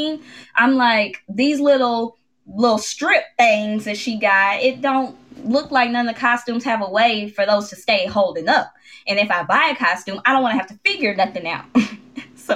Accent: Memphis, Tennessee, United States; I'm from Memphis

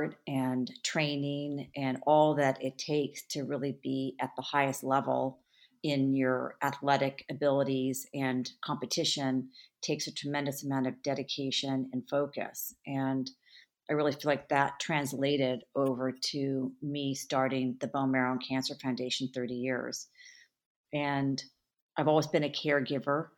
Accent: California, United States; I grew up in California

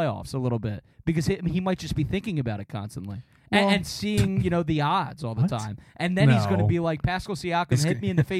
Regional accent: New Jersey, United States; I sound like I'm from Georgia, but I'm from New Jersey.

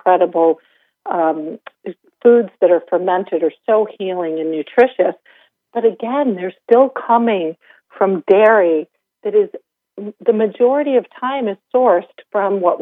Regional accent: Vermont, United States; I grew up in Vermont

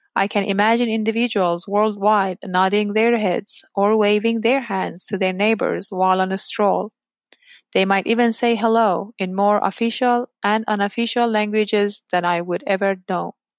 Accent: Iran; English is a second language; moved away as an adult; now in United States; the US and my home country, Iran

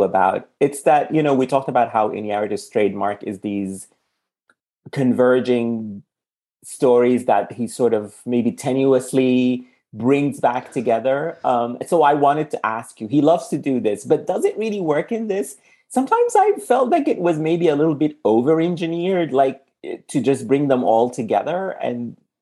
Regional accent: Sudan; now in United States; I'm from Sudan, and if you have a Sudanese passport, you're stopped everywhere

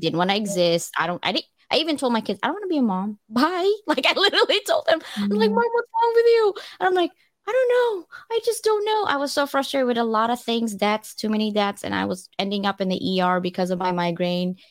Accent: California, United States; moved away; I'm from California.

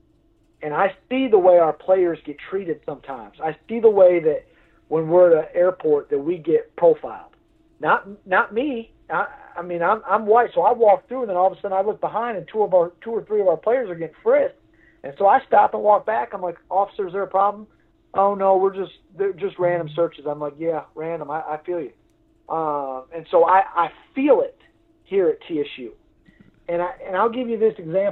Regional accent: New York, United States; moved away; also born or lived in Tennessee; I'm from New York

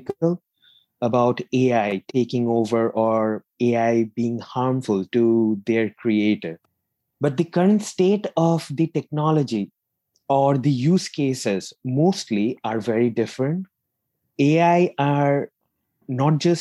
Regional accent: India; moved away as an adult; also born or lived in Manchester, United Kingdom; now in United Kingdom; in 2013, I moved from India to the UK to pursue my master's

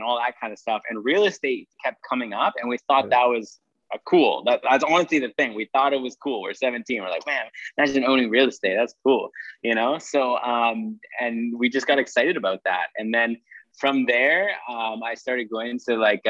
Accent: Saskatchewan, Canada; now in Calgary, Canada; I'm a real estate entrepreneur originally from Saskatchewan, Canada

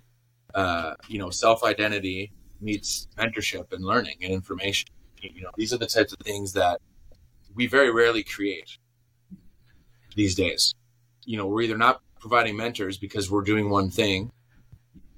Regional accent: Green Bay, Wisconsin, United States; moved away as an adult; also born or lived in Chicago / Watford; I grew up in Green Bay, Wisconsin

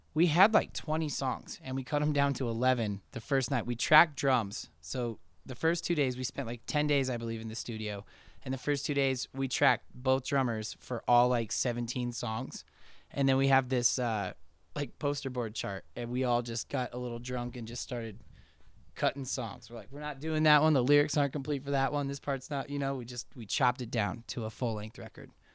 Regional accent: Denver, Colorado, United States; also born or lived in Missoula, Montana; Denver's always been my hometown.

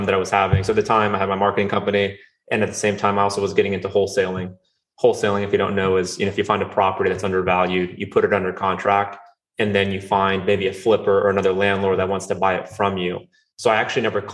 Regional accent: North Carolina, United States; also born or lived in Rio de Janeiro, Brazil; I'm originally from Rio de Janeiro, Brazil. I moved here when I was 5 with my family, and I grew up in North Carolina

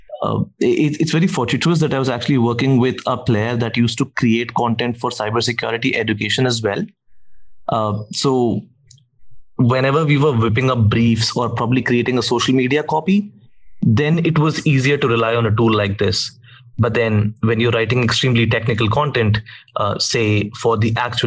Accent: India; I'm from India

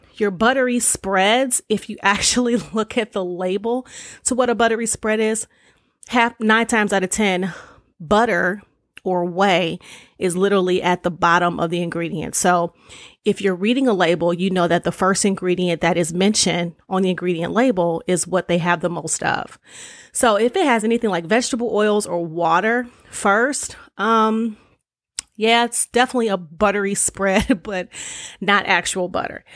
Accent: Detroit, Michigan, United States; growing up in Detroit

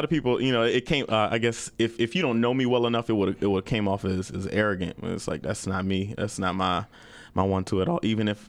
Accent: Maple Heights, Ohio, United States; moved away as an adult; now in Phoenix, United States; I'm just the a regular neighborhood guy. I'm from Maple Heights, Ohio.

